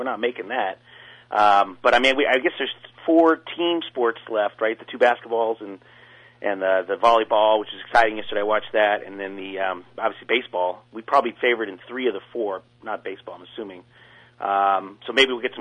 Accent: United States; I'm an American

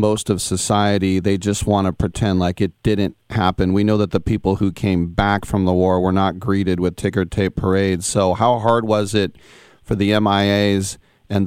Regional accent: United States; we're both American

